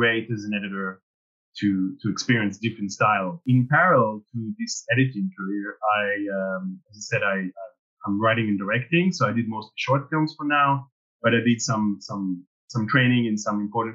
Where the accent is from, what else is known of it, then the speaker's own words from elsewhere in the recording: Israel; moved away as an adult; now in France; So I actually grew up in Israel. I'm originally from Israel, so kind of small country. And I came to France to study.